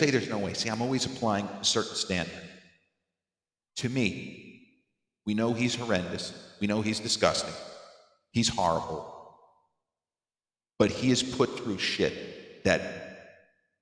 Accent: Massapequa, New York, United States; the old house where I grew up in Massapequa

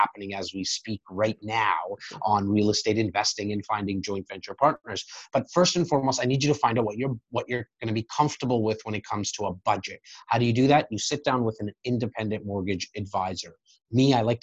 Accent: Toronto, Ontario, Canada; I'm born and raised in Rexdale

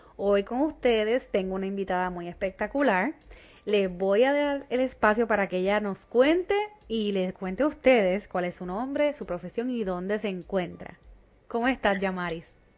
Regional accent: Puerto Rico; moved away; nosotros los puertorriqueños, aunque seamos ciudadanos americanos, somos extranjeros

